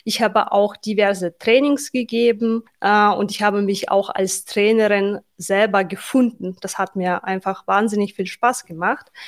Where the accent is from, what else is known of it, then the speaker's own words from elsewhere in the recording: Tashkent, Uzbekistan; German is a second language; moved away as an adult; also born or lived in Berlin, Germany; now in Germany; Ich wurde in der Hauptstadt Taschkent geboren und aufgewachsen